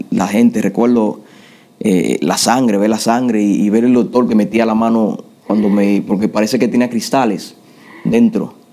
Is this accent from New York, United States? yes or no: yes; New York, United States; now in Florida, United States; me crié en Nueva York, desde los 14 cuando vine para acá hasta ahora. Yo lo que tengo en Florida son, voy para cuatro años.